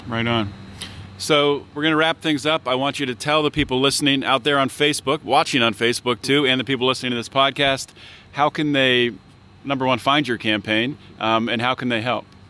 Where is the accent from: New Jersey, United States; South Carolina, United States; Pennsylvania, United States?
Pennsylvania, United States; Pittsburgh; I'm from Pittsburgh